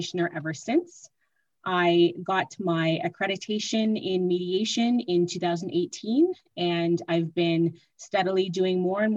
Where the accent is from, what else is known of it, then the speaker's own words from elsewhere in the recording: Mississauga, Ontario, Canada; moved away as an adult; now in Ottawa, Canada; I am originally from Mississauga and I moved to Ottawa to attend law school.